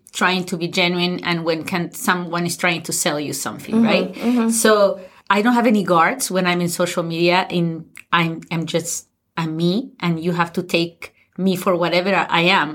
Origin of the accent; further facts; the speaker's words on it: Lima, Peru; moved away; also born or lived in Ayacucho, Peru; I grew up in Lima mm-hmm. or in Ayacucho, a little town in the Andes of Peru